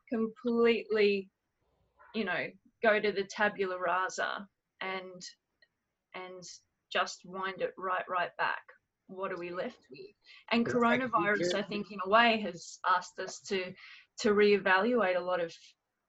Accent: Australia; as an Australian, my country was created as a prison for England

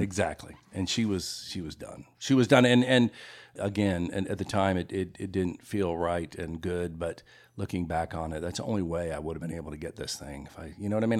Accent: Memphis, Tennessee, United States; moved away as an adult; also born or lived in Los Angeles; now in Greensboro, United States; I grew up in Memphis, but I, I lived out in Los Angeles for about twenty years

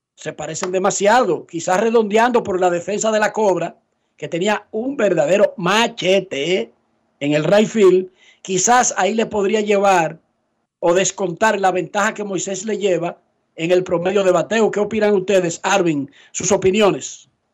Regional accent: Santo Domingo Oeste, Distrito Nacional, Dominican Republic; Yo soy de Buenos Aires

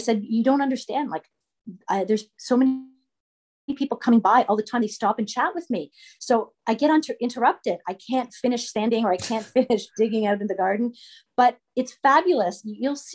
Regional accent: Toronto, Ontario, Canada; moved away as an adult; now in Madoc, Canada; I grew up in Toronto for my childhood. And then for my high school years, I moved up to a small town.

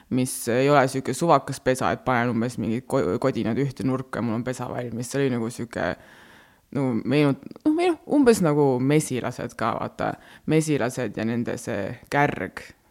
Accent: Estonia; first language Estonian; also born or lived in Rapla / Väätsa, Järva County / Mulgimaa (grandfather); kolisin Raplast äh, Väätsale, siis käisin, ma ei tea, Paides koolis

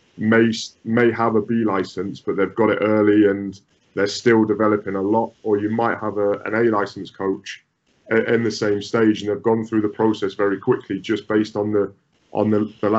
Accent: United Kingdom; moved away; as British coaches

